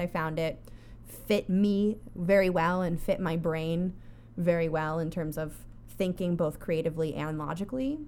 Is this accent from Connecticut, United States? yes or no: yes; Connecticut, United States; I grew up in Connecticut